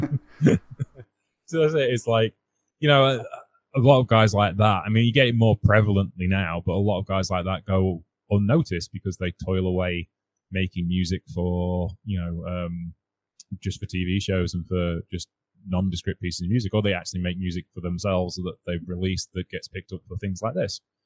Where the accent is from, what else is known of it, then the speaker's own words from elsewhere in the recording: United Kingdom; being British